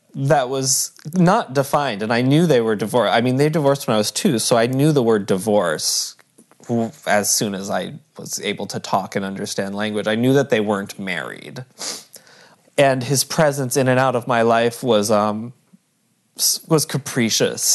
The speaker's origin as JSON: {"language": "English", "town": "Barre", "region": "Vermont", "country": "United States", "tie": "born or raised there", "said": "I grew up in Barrie, Vermont."}